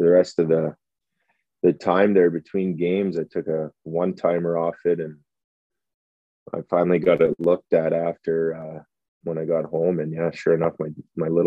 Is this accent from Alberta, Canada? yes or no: yes; Edmonton, Alberta, Canada; my hometown